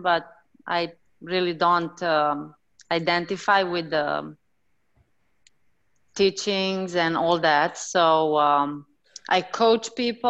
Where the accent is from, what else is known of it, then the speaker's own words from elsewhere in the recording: Transylvania, Romania; moved away as an adult; now in Florida, United States; I'm from Transylvania, though.